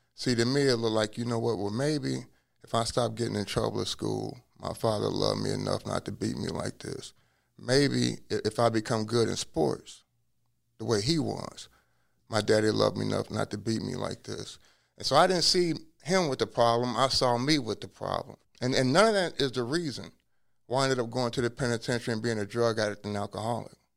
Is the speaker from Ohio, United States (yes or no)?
yes; Cincinnati, Ohio, United States; now in Hawaii, United States; I was born in Cincinnati, and I was born in 1963, but I was placed into an orphanage